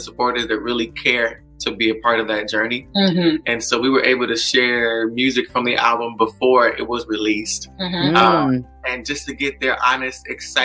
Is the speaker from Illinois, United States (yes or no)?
yes; Chicago, Illinois, United States; I'm originally from Chicago, Illinois